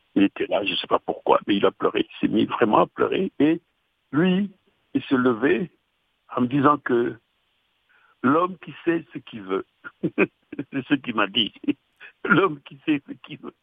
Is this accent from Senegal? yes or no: yes; Dakar, Senegal; je suis né à Dakar